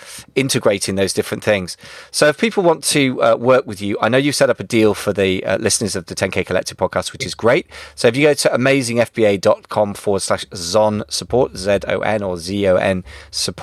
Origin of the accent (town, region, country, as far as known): United Kingdom; first language English